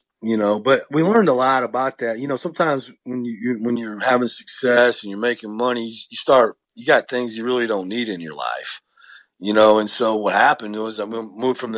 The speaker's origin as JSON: {"language": "English", "region": "Iowa", "country": "United States", "tie": "born or raised there", "moved": "yes", "said": "I grew up in a farming community in Iowa, 1,000 people in my hometown"}